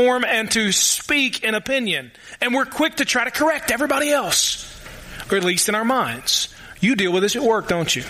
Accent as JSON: {"language": "English", "region": "the Golden Triangle in Kentucky", "country": "United States", "moved": "yes", "said": "I ain't from here. In fact, I am from the Golden Triangle in Kentucky. Louisville, Lexington, Northern Kentucky."}